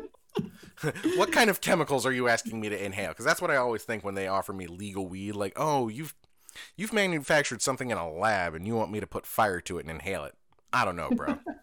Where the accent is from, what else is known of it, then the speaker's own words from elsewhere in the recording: Indiana, United States; I'm from Indiana.